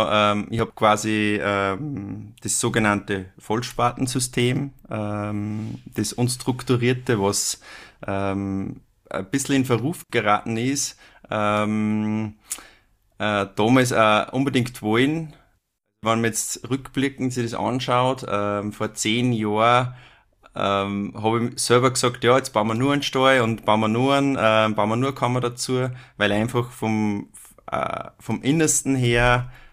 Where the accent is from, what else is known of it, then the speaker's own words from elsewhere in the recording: Upper Austria, Austria; ich komme ja aus, aus Oberösterreich, wie du schon gesagt hast, ähm, aus dem schönen Innviertel. Oberösterreich hat ja vier Viertel und ich komme da aus dem Innviertel